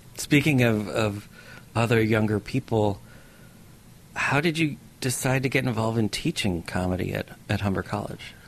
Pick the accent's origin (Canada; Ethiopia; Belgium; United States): United States; I'm an American